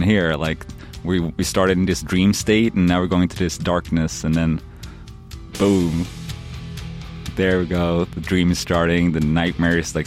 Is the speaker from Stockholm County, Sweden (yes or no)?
no; Linköping, Östergötland, Sweden; moved away; I grew up in Sweden in a small little city called Linköping.